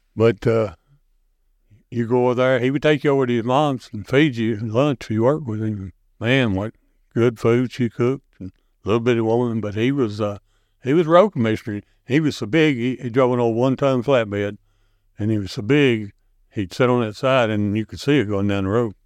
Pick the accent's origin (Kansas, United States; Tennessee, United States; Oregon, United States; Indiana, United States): Tennessee, United States; Burns; I grew up here in Burns